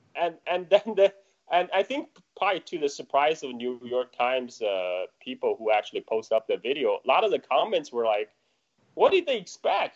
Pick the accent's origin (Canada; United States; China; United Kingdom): China; moved away; growing up in China. China in 1980s